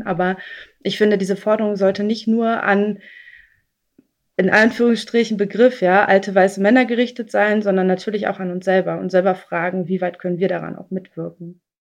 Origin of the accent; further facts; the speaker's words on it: East Germany, Germany; ich komme aus Ostdeutschland